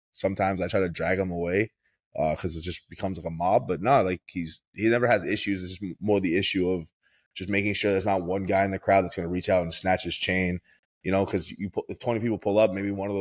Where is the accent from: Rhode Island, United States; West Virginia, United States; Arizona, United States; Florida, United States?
Florida, United States; Broward; I grew up in Florida. I grew up in Broward